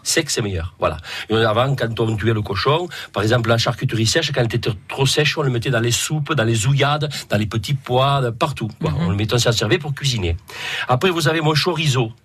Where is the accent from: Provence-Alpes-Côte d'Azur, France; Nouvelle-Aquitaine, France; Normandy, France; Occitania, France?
Occitania, France; Palau-del-Vidre; Je suis de Palo del Vidre. Je suis né à Palo del Vidre